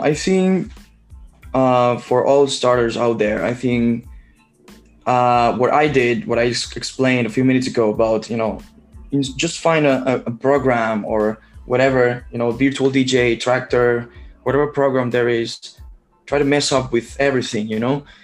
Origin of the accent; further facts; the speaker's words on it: Barcelona, Catalonia, Spain; I'm from Barcelona, Spain